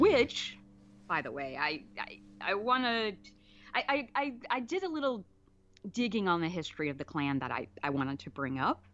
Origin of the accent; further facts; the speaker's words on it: Alabama, United States; moved away; also born or lived in California; Growing up in Alabama, 'cause like I said, I moved there when I was four